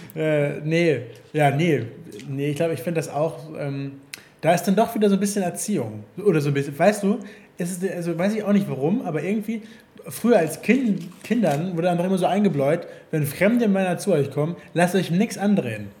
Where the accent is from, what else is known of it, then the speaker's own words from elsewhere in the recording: Hamburg, Germany; ich komme doch, ich komme aus Hamburg. Ich komme aus Hamburg